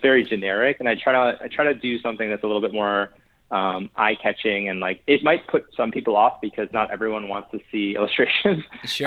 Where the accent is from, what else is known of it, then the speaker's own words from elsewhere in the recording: New Haven, Connecticut, United States; I grew up in New Haven, Connecticut